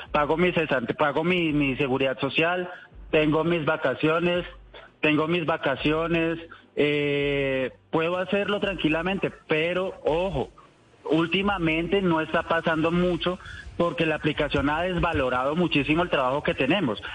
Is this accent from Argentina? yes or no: no; Colombia; 100% colombiano